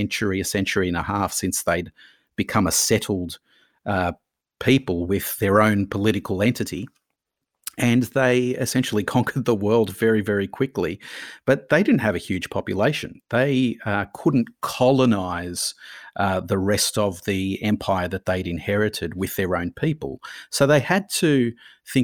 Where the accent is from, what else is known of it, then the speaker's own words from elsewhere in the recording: Australia; But I see myself predominantly as an Australian, and this is my home here.